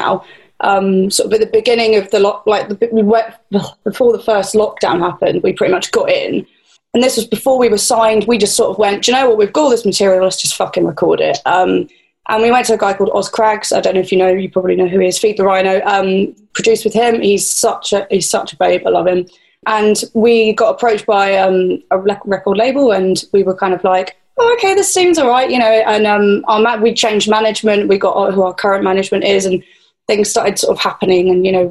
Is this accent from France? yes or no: no; England, United Kingdom; I'm English